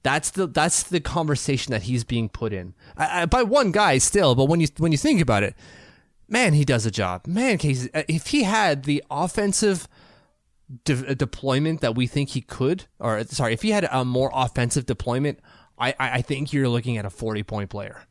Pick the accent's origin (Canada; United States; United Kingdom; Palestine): Canada; Hell, as a Canadian, we've seen Casey Cizikas kill penalties like a champion for years.